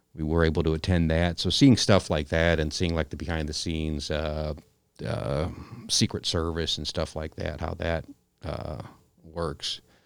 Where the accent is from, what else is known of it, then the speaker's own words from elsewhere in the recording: United States; moved away as an adult; now in Aledo, United States; I grew up in the Quad Cities